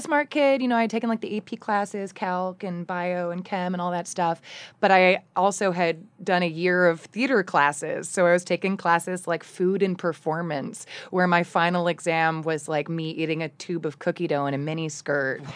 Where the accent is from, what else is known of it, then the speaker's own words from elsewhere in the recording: Ann Arbor, Michigan, United States; also born or lived in Okemos, Michigan; I grew up in Ann Arbor, uh, in the nineties